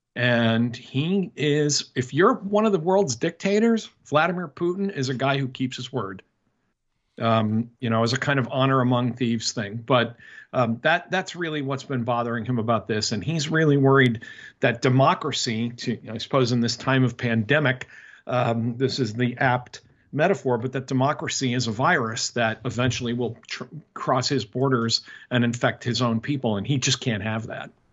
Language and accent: English; United States; as an American